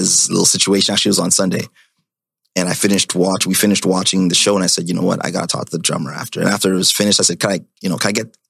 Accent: Ottawa, Ontario, Canada; now in Toronto, Canada; that's where I'm from, that's where I grew up.

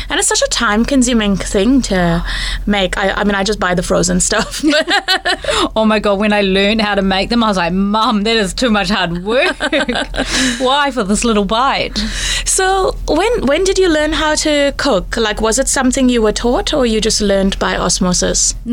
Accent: Christchurch, Canterbury, New Zealand; moved away as an adult; now in Auckland, New Zealand; born and bred in Christchurch

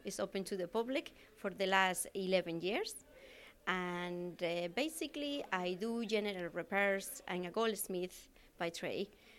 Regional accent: Spain; moved away as an adult; now in Manorhamilton, Ireland; I'm originally from Spain, but I'm living in Ireland for the last 20 years.

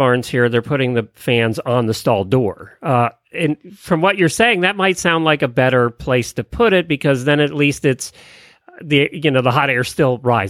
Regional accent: Pennsylvania, United States; We grew up in Pennsylvania.

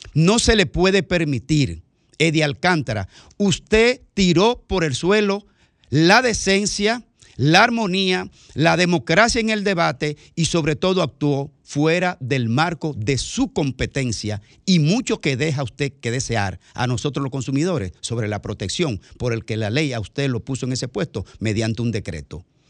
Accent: Bahoruco, Dominican Republic; Yo que soy de la línea fronteriza también

